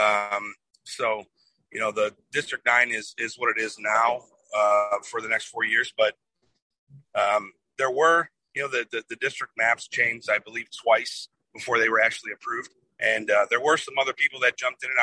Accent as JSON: {"language": "English", "town": "Toledo", "region": "Ohio", "country": "United States", "tie": "born or raised there", "said": "born and raised in Toledo, Ohio. I grew up actually in a area of Toledo called the Polish Village"}